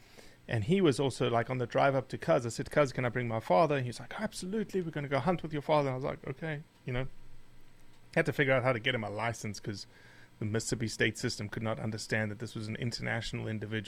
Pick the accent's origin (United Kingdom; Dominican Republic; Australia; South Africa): South Africa; also born or lived in Rio de Janeiro, Brazil; Yeah, so I say I was born and raised in South Africa because it's just an easier way to explain my sort of pavement special genetics. I was born actually in Rio de Janeiro, Brazil